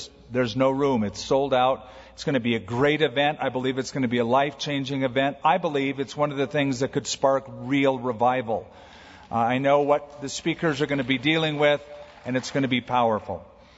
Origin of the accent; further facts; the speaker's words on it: United States; I know we grew up in American schools